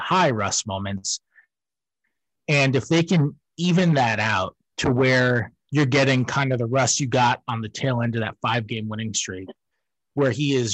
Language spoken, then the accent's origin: English; New York, United States; moved away; I'm a New Yorker